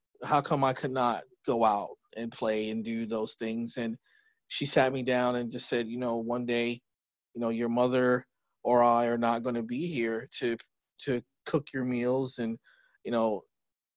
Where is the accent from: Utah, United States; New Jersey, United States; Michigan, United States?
New Jersey, United States; born and raised in New Jersey